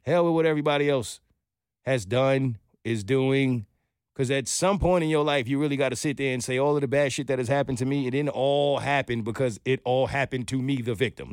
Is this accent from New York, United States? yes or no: yes; New York, United States; moved away as an adult; now in Atlanta, United States; I'm a New Yorker.